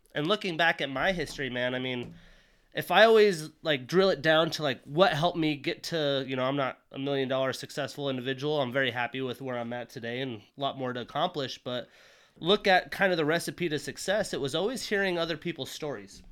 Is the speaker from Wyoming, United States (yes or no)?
yes; Wyoming, United States; moved away as an adult; also born or lived in Montana; now in Seattle, United States; I grew up in a small town in Wyoming